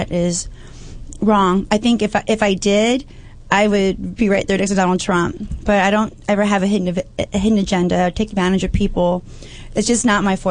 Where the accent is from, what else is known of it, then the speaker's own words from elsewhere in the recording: Los Angeles, California, United States; I grew up in North Hollywood, Toluca Lake area, Burbank